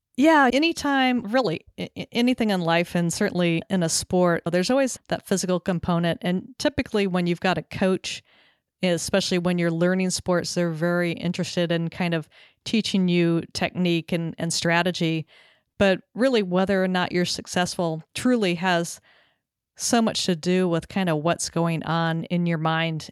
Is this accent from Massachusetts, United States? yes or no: no; Southern California, United States; also born or lived in Texas; now in Connecticut, United States; having grown up in Southern California